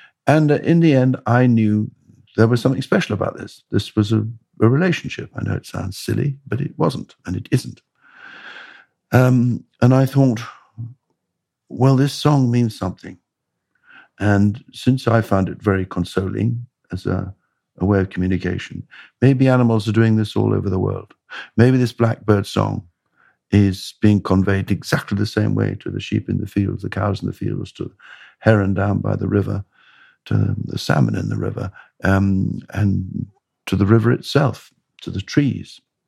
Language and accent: English; Bradwell, East of England, United Kingdom; I grew up in Essex, near a place called Bradwell.